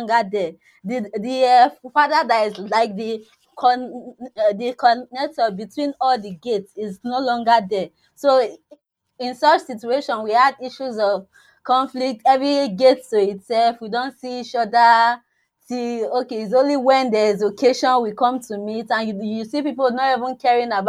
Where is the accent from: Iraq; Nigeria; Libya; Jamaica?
Nigeria; from Nigeria